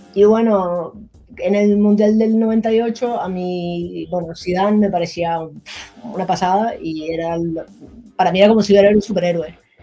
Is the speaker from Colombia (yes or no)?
yes; Colombia; yo soy de Colombia